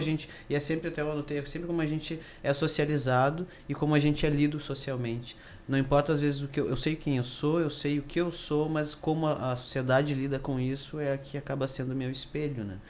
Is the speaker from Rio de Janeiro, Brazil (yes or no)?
no; Carazinho, Rio Grande do Sul, Brazil; now in Porto Alegre, Brazil; moro em Porto Alegre, mas sou do interior, sou de Carazinho